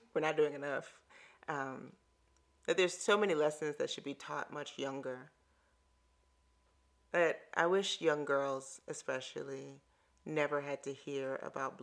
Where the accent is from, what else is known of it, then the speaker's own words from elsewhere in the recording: Chicago, Illinois, United States; moved away as an adult; also born or lived in Hawaii; now in Atlanta, United States; I grew up in Chicago and ran the lakefront where there are no cars.